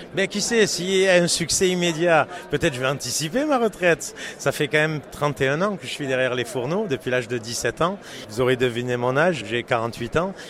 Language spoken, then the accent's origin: French; France; accent: French; moved away as an adult; now in Montreal, Canada; mes origines euh, et mon accent ne peuvent pas me trahir. Je suis d'origine française. Je viens de fêter hier mes 22 ans au Québec, 22 ans d'arrivée euh, au Canada.